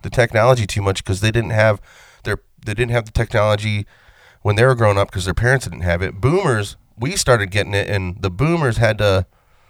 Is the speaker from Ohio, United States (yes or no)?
yes; Vermilion, Ohio, United States; We're from Vermilion High School.